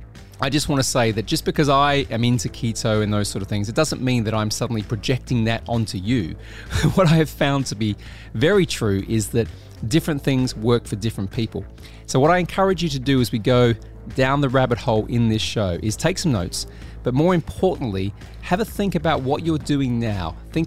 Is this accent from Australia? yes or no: yes; Australia; moved away as an adult; now in United Kingdom; Well, I'm Australian with a weird kind of twist. I've been here for 20 years, though, so they call me a Brit these days.